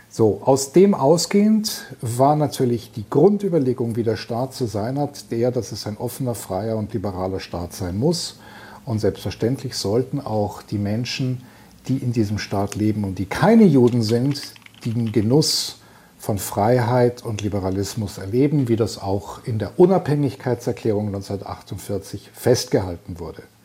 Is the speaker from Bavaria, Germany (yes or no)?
yes; Munich, Bavaria, Germany; moved away as an adult; now in Tel Aviv, Israel; ich bin ja gebürtiger Münchner